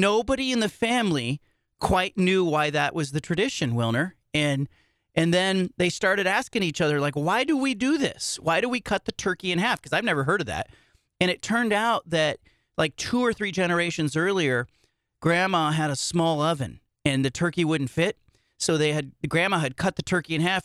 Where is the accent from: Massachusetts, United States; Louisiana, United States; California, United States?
California, United States; I grew up in California